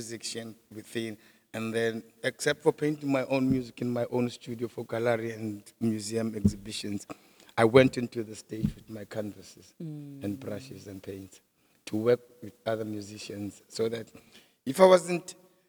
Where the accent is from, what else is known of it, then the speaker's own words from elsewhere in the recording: Springs, Gauteng, South Africa; We're from the same township of Gwatema in Springs, in the East Rand.